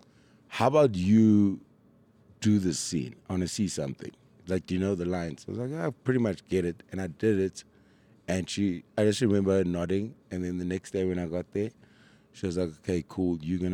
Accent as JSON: {"language": "English", "town": "Durban", "region": "KwaZulu-Natal", "country": "South Africa", "tie": "born or raised there", "said": "I grew up in Durban. I've only been here since 2010. So in Durban, our school excursions always involved something to do with Shaka."}